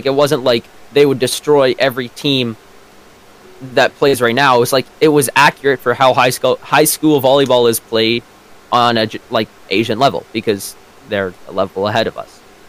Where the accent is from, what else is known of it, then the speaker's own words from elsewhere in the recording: Canada; first language English; I'm Canadian.